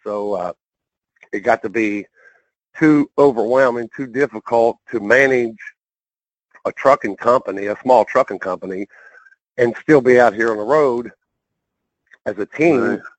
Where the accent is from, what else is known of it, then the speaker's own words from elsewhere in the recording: West Virginia, United States; now in Arizona, United States; I grew up in West Virginia, born and raised there